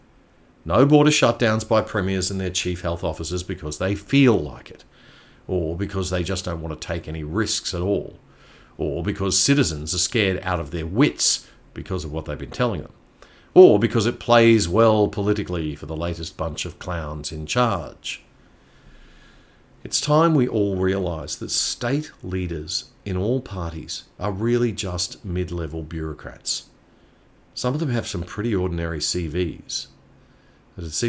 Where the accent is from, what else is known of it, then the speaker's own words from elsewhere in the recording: Queensland, Australia; Queensland, my home state